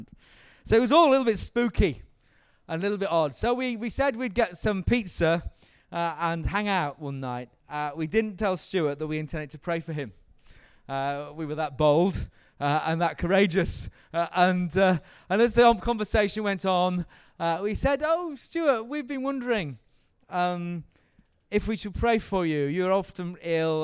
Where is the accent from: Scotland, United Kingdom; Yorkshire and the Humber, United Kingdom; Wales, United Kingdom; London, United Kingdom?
Yorkshire and the Humber, United Kingdom; I'm from Yorkshire